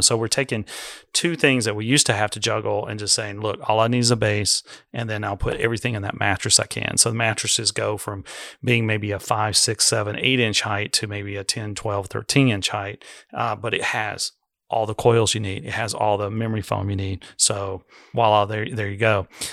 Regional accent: United States; being American

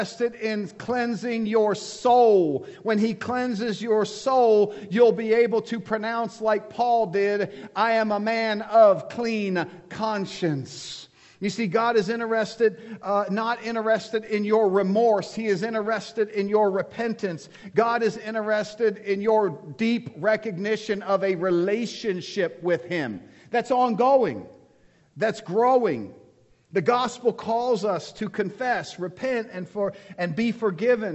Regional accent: United States; Before I am American, I am a Christian.

